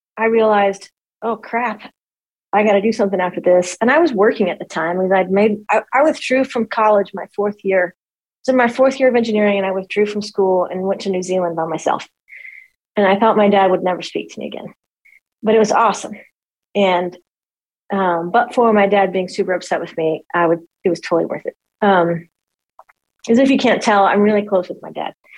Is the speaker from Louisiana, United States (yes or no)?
yes; Monroe, Louisiana, United States; also born or lived in Jonesboro, Louisiana; I was born in Monroe, Louisiana. Um, and that's North Louisiana